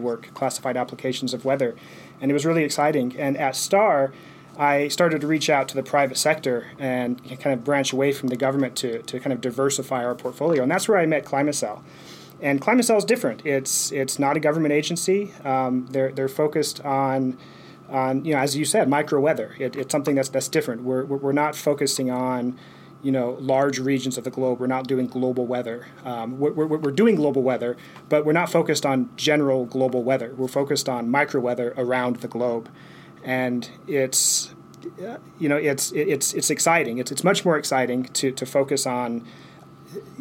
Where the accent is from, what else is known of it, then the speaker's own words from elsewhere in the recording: eastern Colorado, United States; We grew up in Colorado, where, you know, eastern Colorado, we had a lot of tornadoes